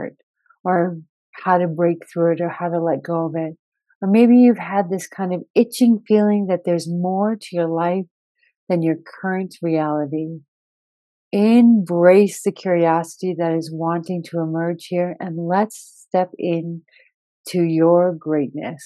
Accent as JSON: {"language": "English", "country": "United States", "tie": "born or raised there", "also_born_or_lived": "Rio de Janeiro, Brazil", "moved": "as an adult", "said": "this is my home country, this is the culture I was born and raised"}